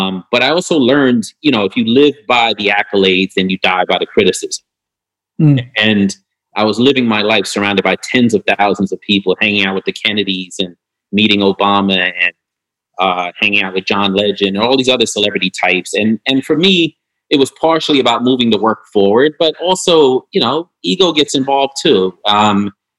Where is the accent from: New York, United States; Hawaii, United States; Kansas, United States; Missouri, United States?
New York, United States; New York City; I'm from New York